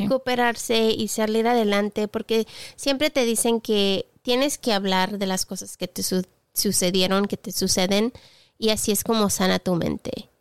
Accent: southern Spain, Spain; now in England; sur de España que es de donde soy, aquí en Inglaterra, donde vivo

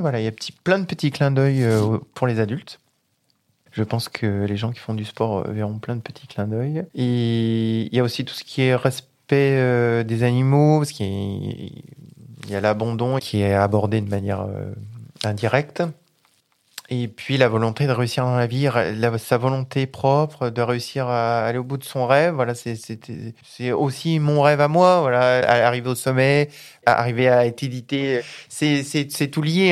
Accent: Grenoble, Auvergne-Rhône-Alpes, France; moved away as an adult; now in Vaucluse, France; Je suis pas originaire d'ici, je suis originaire de Grenoble, euh, entre Grenoble et Lyon, voilà, donc euh, isérois

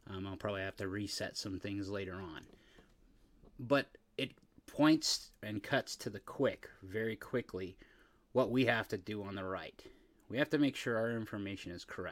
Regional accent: United States; being an American

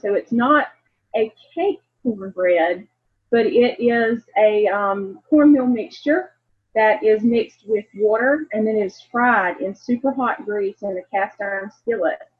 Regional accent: the South, United States; growing up in the South

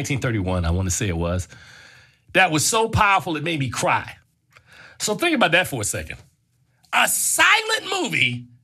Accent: Newark, New Jersey, United States; when I was a kid, growing up in Newark, New Jersey

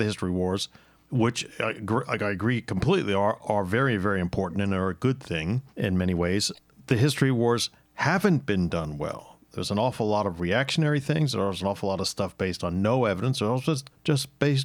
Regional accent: United States; I'm an American

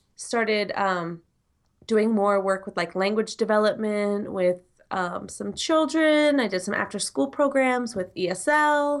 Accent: United States; from the United States

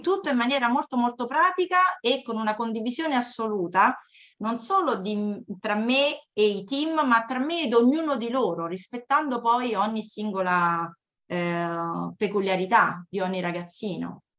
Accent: Cassino, Lazio, Italy; also born or lived in California; now in Latina, Italy; vengo da Cassino, dalla provincia di Frosinone

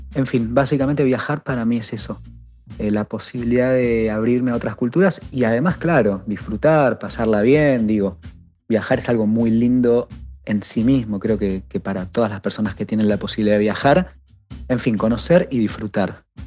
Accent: Argentina; por ser argentino, siempre decir que, que soy del país de Messi y Maradona

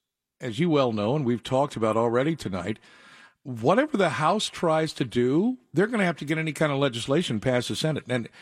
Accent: United States; As an American

